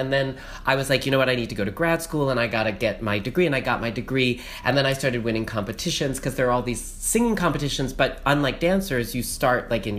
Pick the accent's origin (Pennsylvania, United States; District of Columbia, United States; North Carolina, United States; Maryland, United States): North Carolina, United States; I was born in North Carolina to two psychologist parents. They taught at Duke University.